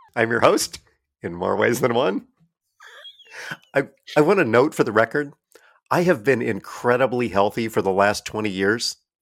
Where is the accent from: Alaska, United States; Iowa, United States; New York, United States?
Iowa, United States; Iowa Falls; Iowa Falls, which is where I grew up